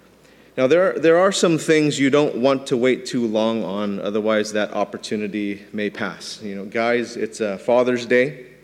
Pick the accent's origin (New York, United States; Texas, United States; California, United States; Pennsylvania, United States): New York, United States; New York City; I was born in New York City